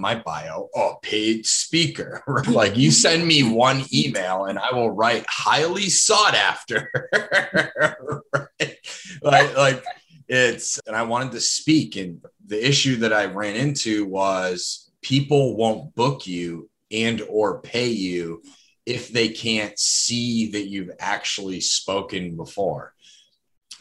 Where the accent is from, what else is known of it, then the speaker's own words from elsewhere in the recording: Lebanon, New Hampshire, United States; my hometown of Lebanon, New Hampshire